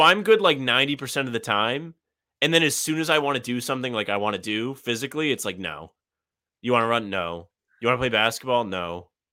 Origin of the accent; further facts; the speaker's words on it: Providence, Rhode Island, United States; my hometown, uh, the news station in Providence